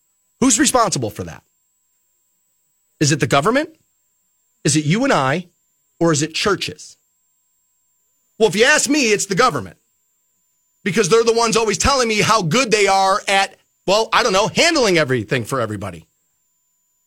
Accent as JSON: {"language": "English", "town": "Aurora", "region": "Ohio", "country": "United States", "tie": "born or raised there", "said": "I grew up in Aurora. It's a privileged area, it is"}